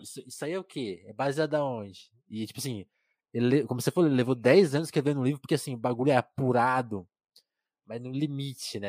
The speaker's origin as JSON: {"language": "Portuguese", "region": "interior of São Paulo", "country": "Brazil", "tie": "born or raised there", "said": "eu nasci em São Paulo, mas fui para uma cidade do interior"}